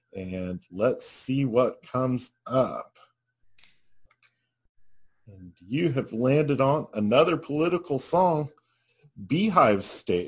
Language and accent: English; Alabama, United States; now in Oklahoma City, United States; I grew up in Alabama